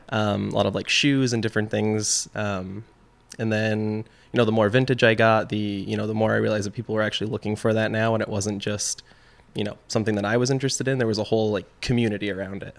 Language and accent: English; Chazy, New York, United States; also born or lived in Plattsburgh, New York / Burlington, Vermont; I am, uh, originally from Shazy, New York. Um, so, you know, I grew up in Shazy